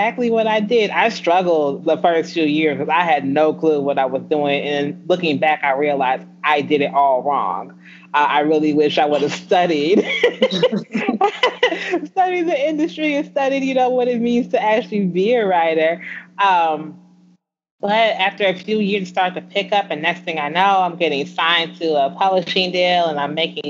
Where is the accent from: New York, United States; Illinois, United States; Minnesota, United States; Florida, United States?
Illinois, United States; Aurora; I am from a small town outside of Chicago